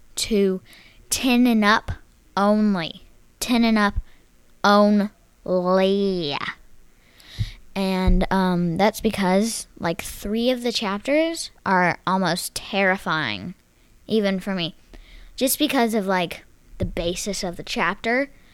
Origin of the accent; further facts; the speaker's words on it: Texas, United States; accent: semi Texas; my semi Texas accent, just with the R's and stuff